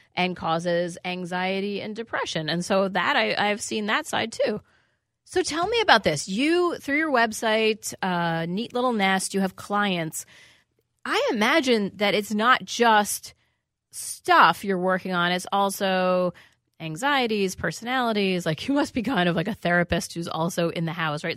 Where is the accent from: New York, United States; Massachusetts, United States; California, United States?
New York, United States; New York City; I grew up in New York City